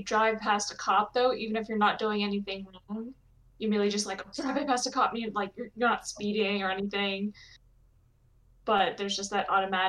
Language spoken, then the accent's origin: English; Ohio, United States; I can say that I'm from Ohio.